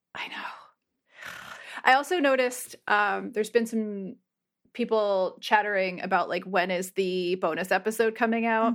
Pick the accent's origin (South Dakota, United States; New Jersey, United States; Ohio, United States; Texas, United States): New Jersey, United States; also born or lived in New Hampshire; I grew up in New Jersey and spent a lot of time in New Hampshire